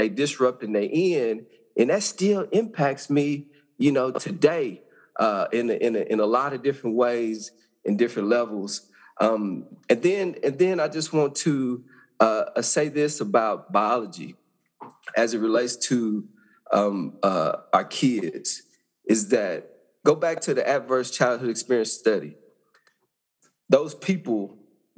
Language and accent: English; Arkansas, United States; I grew up in Arkansas, small town